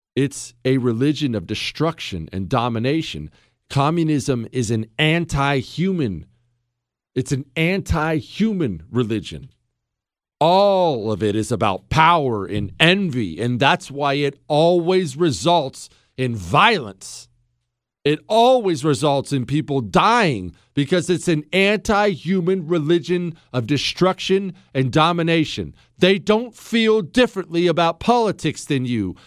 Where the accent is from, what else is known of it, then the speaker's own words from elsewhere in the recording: Montana, United States; moved away; also born or lived in Ohio; I grew up mainly in Montana. Now, some in Ohio, but mainly in Montana.